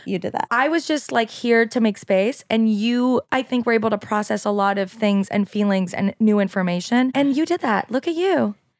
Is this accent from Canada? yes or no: yes; Quebec, Canada; first language French; English is a second language; moved away; French is my first language